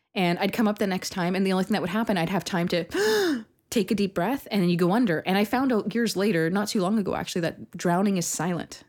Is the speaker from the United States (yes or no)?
no; Canada; I'm very Canadian